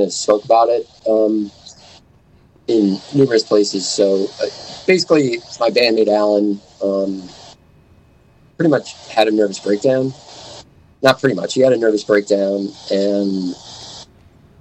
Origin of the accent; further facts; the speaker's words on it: Duluth, Minnesota, United States; now in Minneapolis, United States; I grew up in Duluth, Minnesota